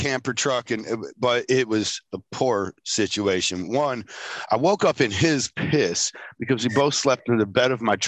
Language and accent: English; Michigan, United States; I'm from Michigan